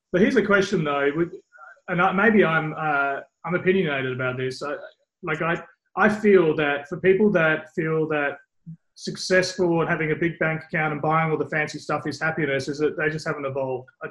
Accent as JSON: {"language": "English", "country": "Australia", "tie": "born or raised there", "also_born_or_lived": "England", "said": "growing up in England and then growing up in Australia, um, very early in England and in Australia, there's nothing at school or high school"}